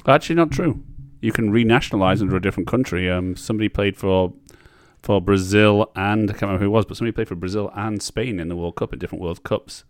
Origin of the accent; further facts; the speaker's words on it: Barrow-in-Furness, North West England, United Kingdom; my hometown team of Barrow